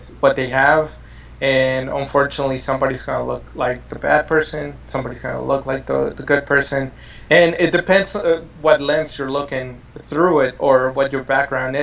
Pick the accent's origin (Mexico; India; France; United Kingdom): Mexico; San Miguel; now in United States; we're lucky to have been born in a town like San Miguel